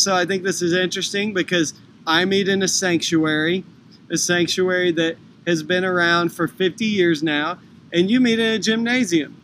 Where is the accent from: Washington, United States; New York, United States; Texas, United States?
Texas, United States; I grew up in Texas